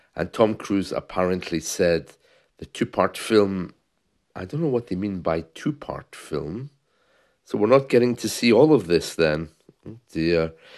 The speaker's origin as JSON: {"language": "English", "country": "United Kingdom", "said": "as a British man, uh, when I was growing up in the seventies"}